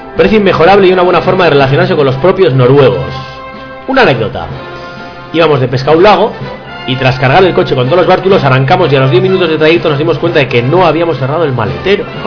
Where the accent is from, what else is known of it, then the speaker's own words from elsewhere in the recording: Barakaldo, Basque Country, Spain; mi pueblo, de las de Baracaldo